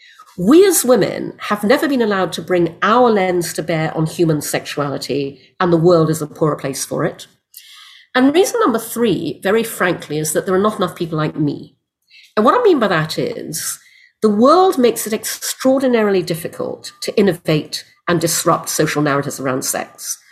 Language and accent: English; Brunei; also born or lived in United Kingdom; I was born in the UK. I'm half English, half Chinese. My father was English. My mother's Malaysian Chinese. We moved to Brunei when I was six because my father got a job there. I grew up in Brunei